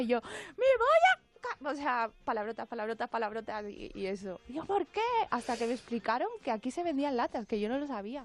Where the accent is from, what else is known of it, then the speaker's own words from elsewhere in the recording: Spain; nosotros, que la segunda generación que ya nacimos aquí, hablamos culturalmente, pensamos igual